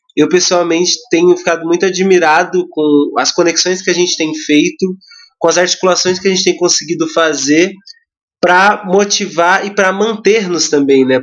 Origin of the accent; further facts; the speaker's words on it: Mauá, São Paulo, Brazil; tenho 22 anos, sou de Mauá